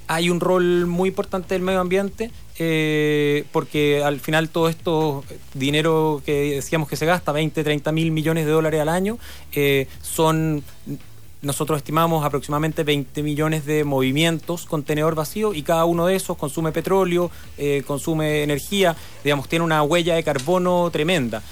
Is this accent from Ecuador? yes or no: no; Chile; moved away; also born or lived in Hong Kong; Acá todos somos chilenos